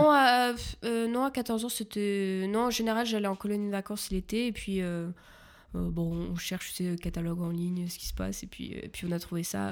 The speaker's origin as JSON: {"language": "French", "area": "Paris region", "region": "Île-de-France", "country": "France", "moved": "as an adult", "lives_now": "Germany", "said": "je viens de la région parisienne"}